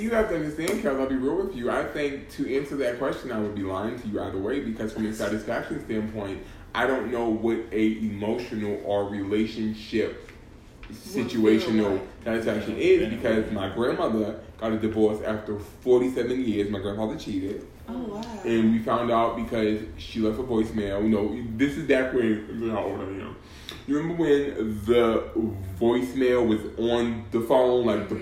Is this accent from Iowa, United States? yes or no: no; Boston, Massachusetts, United States; I'm from Boston